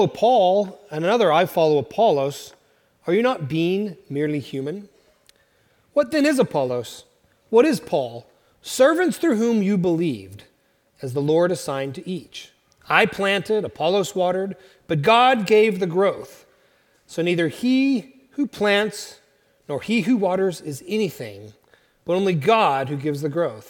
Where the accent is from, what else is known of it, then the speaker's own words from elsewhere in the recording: Oklahoma, United States; moved away; I'm from Oklahoma